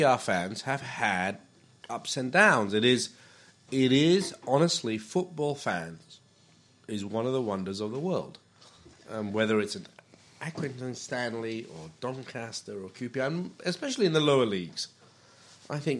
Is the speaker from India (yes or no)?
no; Malaysia; I come from Malaysia.